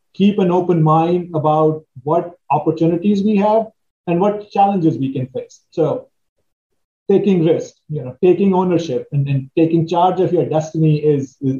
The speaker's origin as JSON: {"language": "English", "country": "India", "tie": "born or raised there", "moved": "yes", "lives_now": "Washington, D.C., United States", "said": "as I was growing up in India"}